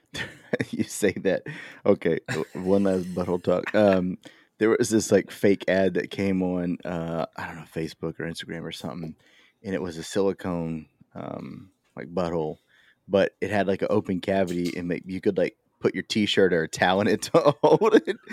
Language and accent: English; Baytown, Texas, United States; I come from Baytown